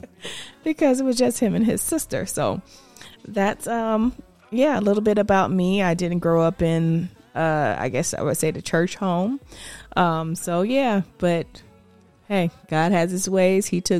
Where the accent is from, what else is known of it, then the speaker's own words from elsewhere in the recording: Georgia, United States; also born or lived in Punta Gorda, Florida; I would say I was born in Florida. I'm from a little town called Punta Gorda, Florida. And I spent majority of my time, my dad moved us from Florida, I think I was like 4 or 5, and I started kindergarten in Georgia.